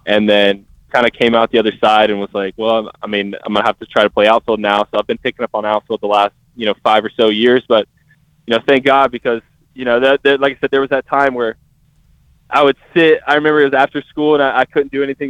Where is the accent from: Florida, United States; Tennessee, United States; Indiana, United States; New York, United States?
Tennessee, United States; I'm from Tennessee